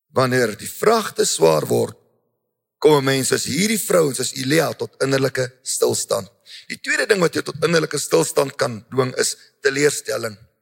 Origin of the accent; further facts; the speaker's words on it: South Africa; ons mense, so Afrikaners, Suid-Afrikaners